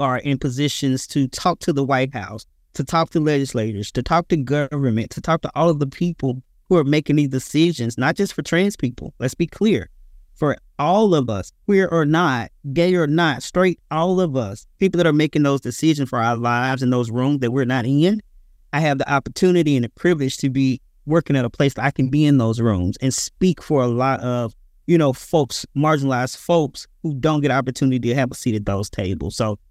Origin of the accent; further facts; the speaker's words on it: Mississippi, United States; I am originally from Mississippi, so I'm a country boy